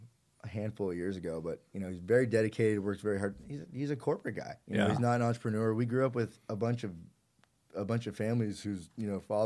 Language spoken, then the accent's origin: English; Newport Beach, California, United States; also born or lived in Orange County; I didn't know any Persian kids growing up in Orange County. I mean, I know there's a ton of them in Irvine, but we didn't know any in Newport.